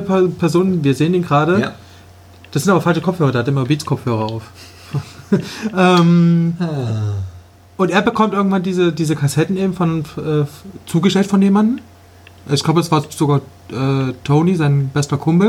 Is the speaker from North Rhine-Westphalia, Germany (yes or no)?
no; Leipzig, Saxony, Germany; Wenn ich jetzt hier in der Schule früher ein super Fußballspieler ja. war, dann hat das hier keinen interessiert in Leipzig